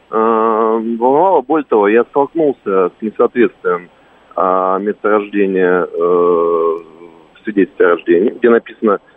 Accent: Russia; Я родился не в России, а в СССР.

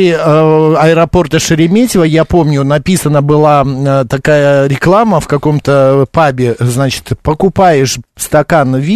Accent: Siberia, Russia; Вот я, например, из Сибири, когда лечу

